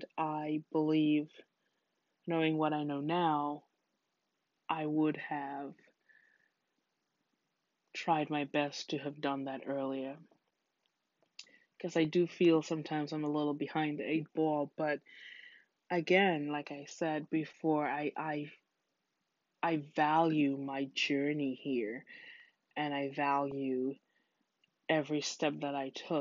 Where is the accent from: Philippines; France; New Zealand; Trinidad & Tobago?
Trinidad & Tobago; moved away as an adult; now in United States; my home country of Trinidad